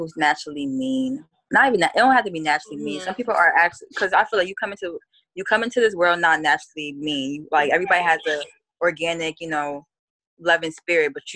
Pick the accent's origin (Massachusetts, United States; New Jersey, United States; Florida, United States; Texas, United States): New Jersey, United States; North; I'm Ghanaian, I'm from North New Jersey.